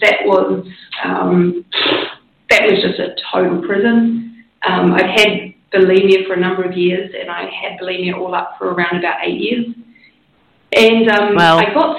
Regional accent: New Zealand; I grew up in New Zealand

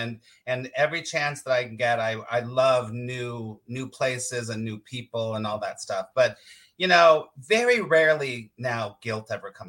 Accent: Los Angeles, California, United States; California, Los Angeles.

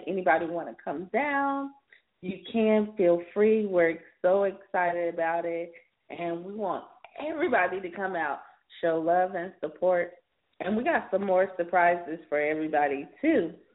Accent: South Carolina, United States; now in Los Angeles, United States; from my home state of South Carolina

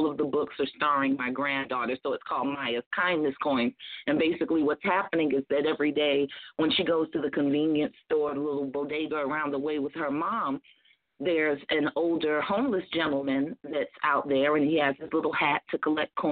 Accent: Newark, New Jersey, United States; I'm from the Bricks

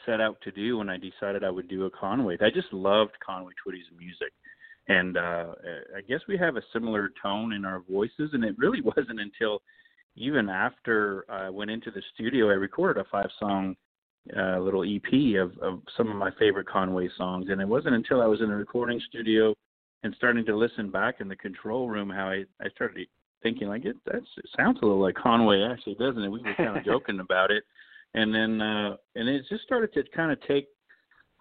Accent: Sudbury, Ontario, Canada; moved away as an adult; now in Nashville, United States; my hometown in Sudbury

